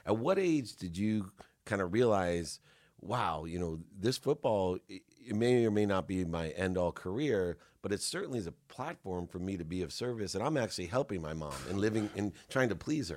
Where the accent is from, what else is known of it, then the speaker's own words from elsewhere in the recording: San Diego, California, United States; also born or lived in Akron, Ohio; growing up in San Diego